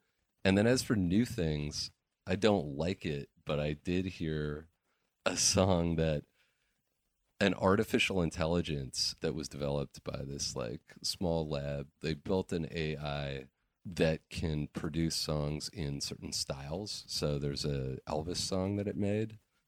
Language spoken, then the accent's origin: English; Vancouver Island, British Columbia, Canada; I grew up on Vancouver Island and, like you, you know, spent most of my time in the woods and wanted records.